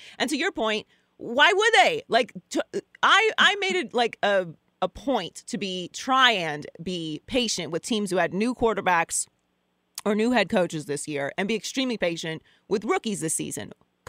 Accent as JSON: {"language": "English", "town": "Pittsburgh", "region": "Pennsylvania", "country": "United States", "tie": "born or raised there", "said": "I grew up in Pittsburgh."}